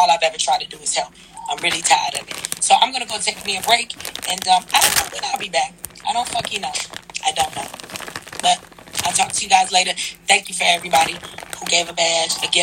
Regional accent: Detroit, Michigan, United States; I'm from Detroit

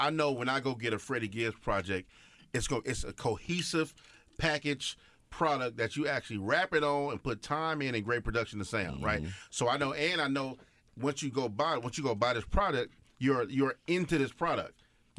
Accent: West Coast, United States; I'm from the West Coast and I'm a rapper, so a producer always hit me like, "Yo, I got that hot West Coast shit."

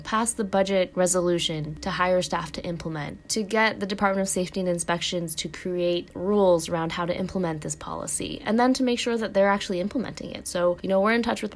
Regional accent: Oregon, United States; moved away; my home state of Oregon

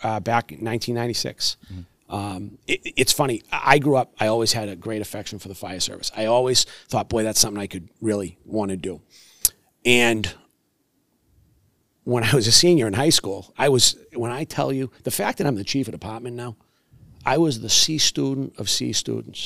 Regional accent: Brockton, Massachusetts, United States; that's where I wanted to be, my hometown, born and raised

